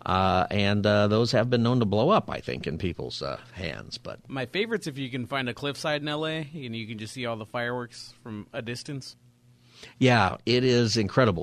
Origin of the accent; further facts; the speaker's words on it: Palmdale, California, United States; also born or lived in San Diego County; I grew up, you know, in Palmdale, and we used to have fireworks all the time.